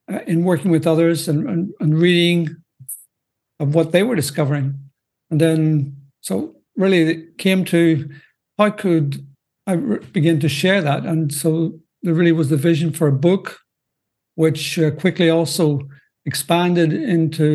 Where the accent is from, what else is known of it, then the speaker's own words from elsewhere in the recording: Northern Ireland, United Kingdom; moved away as an adult; now in Belgium; as you may detect by my accent, I'm not from the U.S. I'm, in fact, originally from Northern Ireland, out of the U.K., but I've been a missionary in Belgium now for, well, coming up to 40 years, and that's where I'm currently living